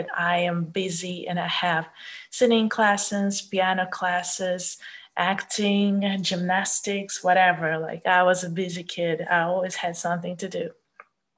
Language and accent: English; Kaliningrad, Kaliningrad Oblast, Russia; English is a second language; moved away as an adult; now in Poland; I was born in Russia, but it's not the big Russia. I was born in Kaliningrad.